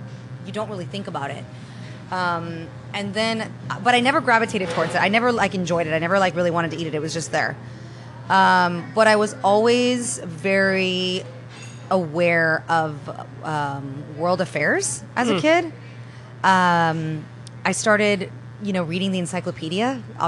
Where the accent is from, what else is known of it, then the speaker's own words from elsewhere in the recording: United Kingdom; now in United States; Well, I was born in London. My parents met. My dad left Spain. My mom left Italy. They connected there. They got married. They had me. And I grew up between Europe and the United States as a child.